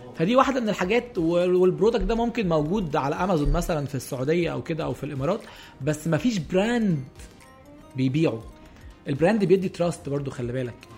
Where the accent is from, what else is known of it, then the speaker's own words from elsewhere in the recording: Egypt; عندنا في مصر